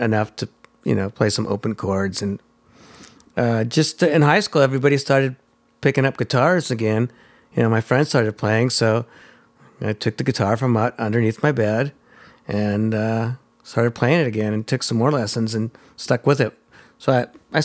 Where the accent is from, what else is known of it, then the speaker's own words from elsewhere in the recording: Hawthorne, California, United States; I grew up in Hawthorne